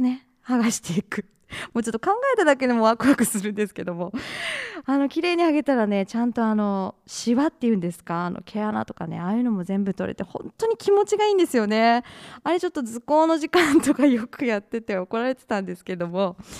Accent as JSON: {"language": "Japanese", "town": "Usa", "region": "Oita", "country": "Japan", "tie": "born or raised there", "said": "出身地は、USA。"}